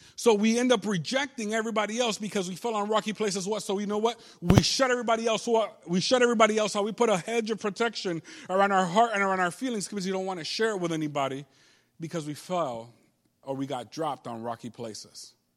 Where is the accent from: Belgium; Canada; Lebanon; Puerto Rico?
Puerto Rico; first language Spanish; English is a second language; moved away; I grew up in Puerto Rico, so I learned Spanish before I did English.